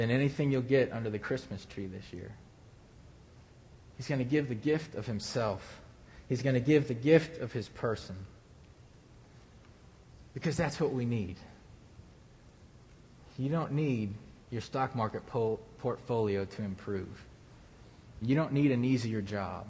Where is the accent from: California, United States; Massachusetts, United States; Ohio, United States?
Ohio, United States; moved away; I come from Ohio